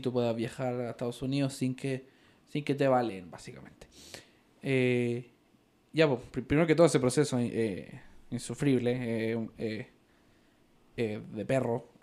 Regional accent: Ecuador; also born or lived in Peru; now in Utah, United States

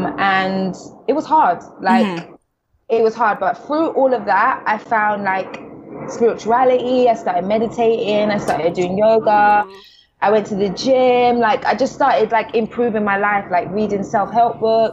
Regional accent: London, United Kingdom; I'm from the South. So, I'm from the South of London

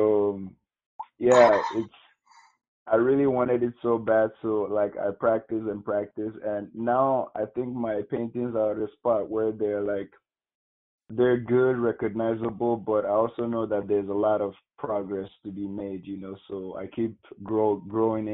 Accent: Nigeria; moved away as an adult; now in United States; I was born and brought up in Nigeria, went to school, high school in Nigeria

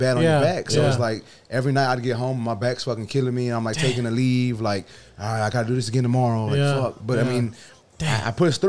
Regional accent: Houston, Texas, United States; I'm not from the hood in the east side. I'm from Wood Forest.

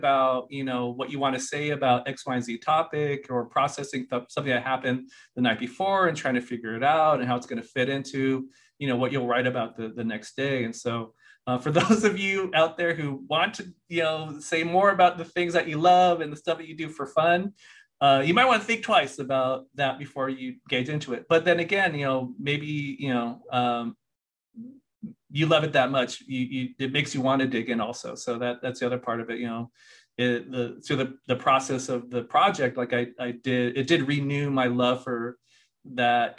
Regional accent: Lompoc, California, United States; also born or lived in Washington, D.C.; I grew up in Santa Barbara County in this tiny, tiny remote farm working community called Lompoc

